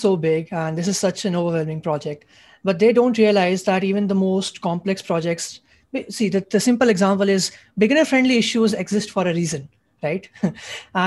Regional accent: India; I'm a junior from India.

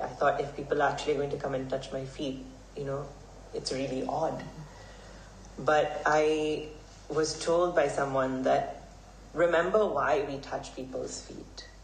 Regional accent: Hong Kong; I grew up here in Hong Kong. I was born and raised here.

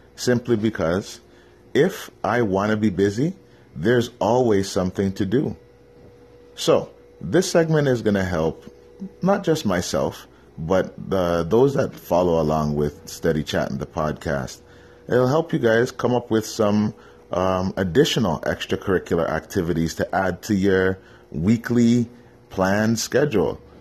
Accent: Canada; I'm Canadian, obviously, born in Canada. Um, my descent is African. My parents are from Trinidad.

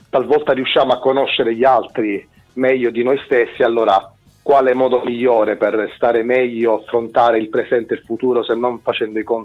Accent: Sicily, Italy; now in Milan, Italy; io sono siciliano, ma eh, diciamo che da un po'

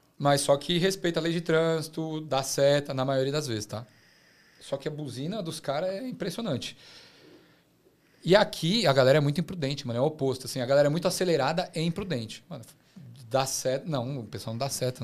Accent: Brazil; moved away as an adult; now in Australia; Eu sou brasileiro

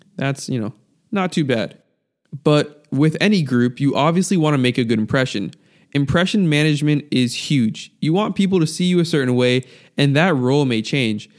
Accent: United States; being raised in America

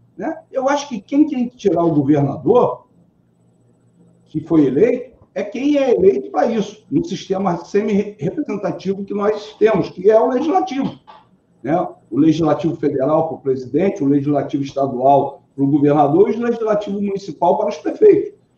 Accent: Rio de Janeiro, Brazil; Eu sou carioca

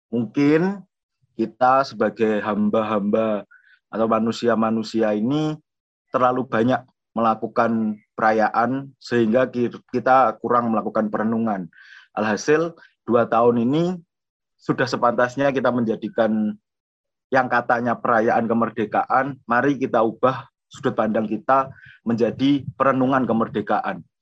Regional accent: Madiun, East Java, Indonesia; now in Jember, Indonesia; aku asli Madiun dan kebetulan aku kuliah di Jember, aku di FISIP jurusan sosiologi.

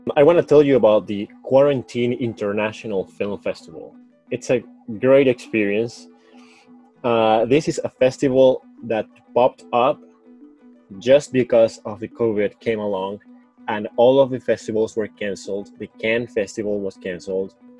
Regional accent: Caracas, Capital District, Venezuela; English is a second language; moved away as an adult; now in Michigan, United States; I was born in Caracas, Venezuela.

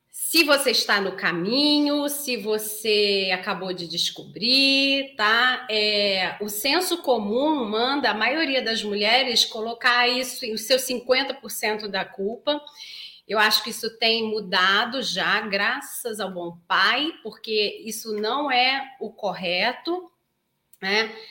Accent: Belém, Pará, Brazil; Bom dia, sou de Belém do Pará. Nossa, terra gostosa, adoro Belém do Pará.

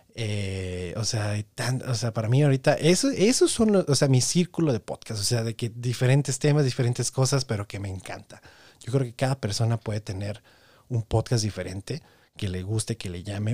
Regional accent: Tepic, Nayarit, Mexico; crecí en Tepic Nayarit

